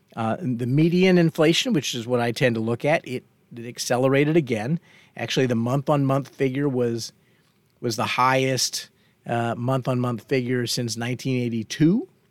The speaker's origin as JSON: {"language": "English", "town": "Fort Worth", "region": "Texas", "country": "United States", "tie": "born or raised there", "said": "when I was young and growing up in Fort Worth, Texas"}